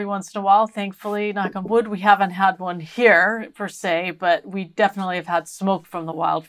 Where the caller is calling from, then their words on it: San Luis Obispo, California, United States; I am in San Luis Obispo, California, which is halfway between Los Angeles and San Francisco.